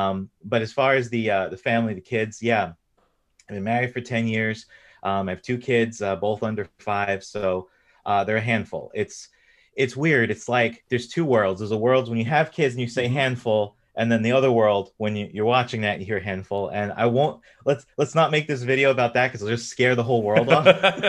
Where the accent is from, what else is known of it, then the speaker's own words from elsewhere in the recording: New York, United States; I'm from the East Coast in the United States. So I grew up in New York.